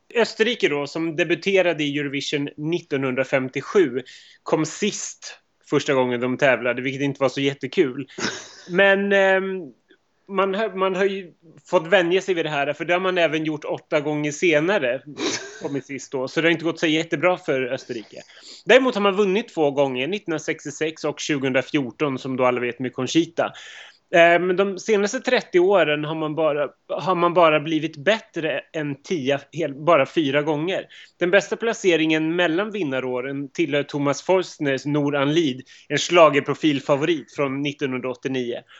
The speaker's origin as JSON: {"language": "Swedish", "town": "Upplands Väsby", "region": "Stockholm County", "country": "Sweden", "also_born_or_lived": "Montenegro", "said": "även jag kommer från Upplands Väsby"}